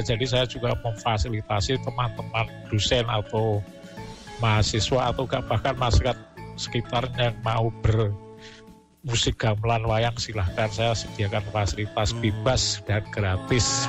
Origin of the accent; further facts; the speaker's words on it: Java, Indonesia; saya yang lahir di Jawa, besar di Jawa